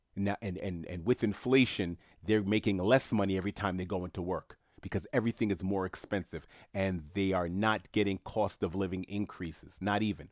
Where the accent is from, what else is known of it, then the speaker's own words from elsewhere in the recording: New York City, New York, United States; I was born and bred in New York City. I was born in, uh, uh, Saint John's Hospital on Queens Boulevard